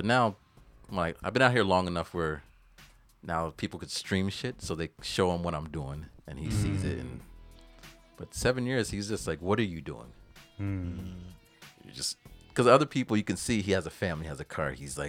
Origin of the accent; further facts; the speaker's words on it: United States; born there; I guess it's because I was born in America, land of the opportunity, where they just came from Jamaica.